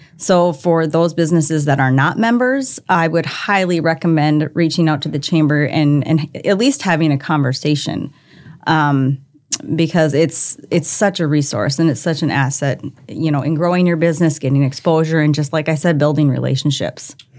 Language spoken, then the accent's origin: English; Minnesota, United States; moved away as an adult; now in Brandon, South Dakota, United States; I, I grew up in Minnesota. I was a Minnesota girl, loved it there.